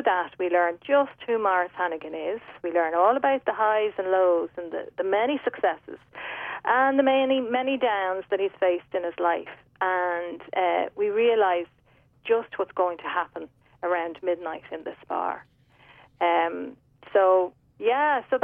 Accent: Dublin, Leinster, Ireland; now in Mullingar, Ireland; I'm a Dublin woman living in Westmeath

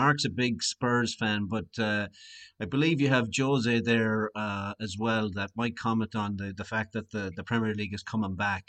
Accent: Ireland; And as Irish guys, of course, we're really proud.

